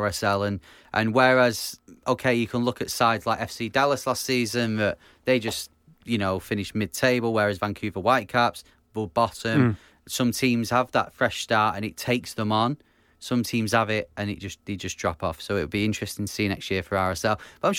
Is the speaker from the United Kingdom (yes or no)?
yes; Manchester, North West England, United Kingdom; from Manchester.